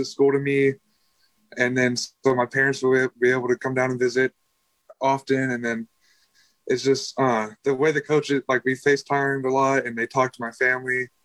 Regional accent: Texas, United States; I've been born and raised in Texas and lived here all my life in this area

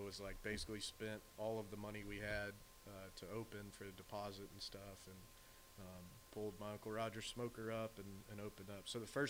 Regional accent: Fort Worth, Texas, United States; I got into barbecue growing up in Fort Worth, going to Angelo's, Tito's, Railhead, those, you know, old school places.

